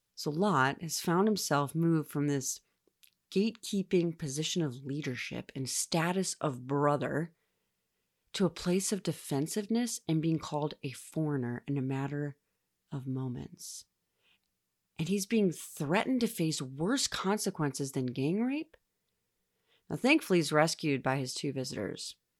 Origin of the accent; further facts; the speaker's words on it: United States; As an American, I live a life of wealth, comfort, ease, and general safety